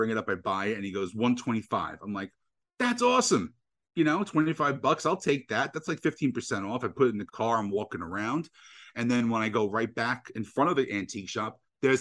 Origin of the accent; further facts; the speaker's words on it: New Jersey, United States; I'm born and bred in New Jersey